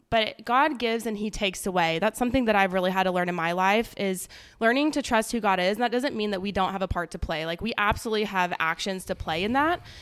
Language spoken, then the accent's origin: English; Palm Desert, California, United States; moved away as an adult; now in Texas, United States; I am from Palm Springs, California. Technically Palm Desert